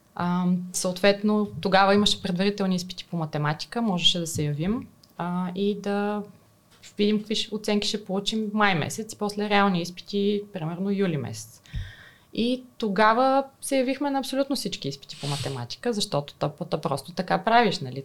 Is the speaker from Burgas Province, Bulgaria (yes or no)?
yes; Burgas, Burgas Province, Bulgaria; аз съм от Бургас, завършила съм математическата